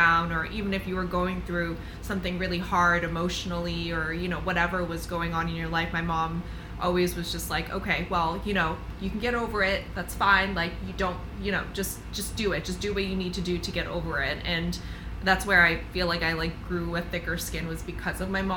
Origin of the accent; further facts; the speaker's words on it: United States; I'm like a first generation, like American